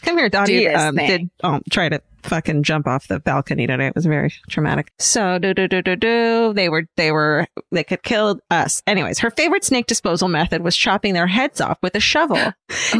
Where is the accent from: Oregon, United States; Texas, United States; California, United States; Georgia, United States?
Georgia, United States; Atlanta; I grew up in Atlanta near the Chattahoochee River, which meant particularly in the warm months that snakes were a pretty regular occurrence.